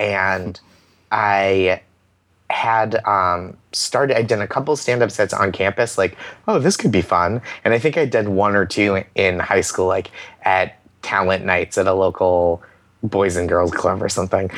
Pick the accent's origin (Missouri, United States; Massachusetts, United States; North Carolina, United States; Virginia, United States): Massachusetts, United States; Boston; growing up in Boston